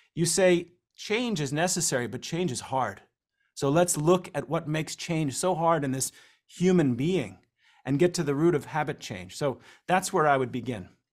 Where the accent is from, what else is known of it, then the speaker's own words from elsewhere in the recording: New Jersey, United States; growing up in New Jersey